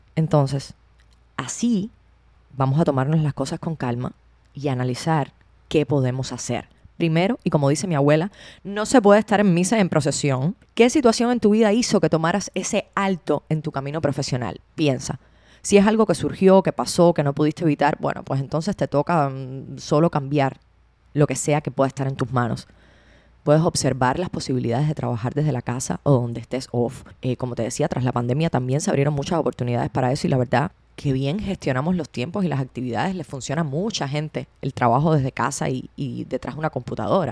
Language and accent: Spanish; Cuba; Cuba es de donde yo vengo